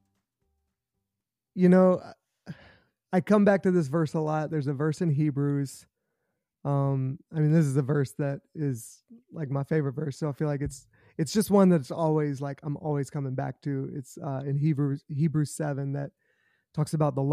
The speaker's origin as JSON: {"language": "English", "region": "South Carolina", "country": "United States", "tie": "born or raised there", "said": "I grew up in South Carolina, so I'm a Gamecock"}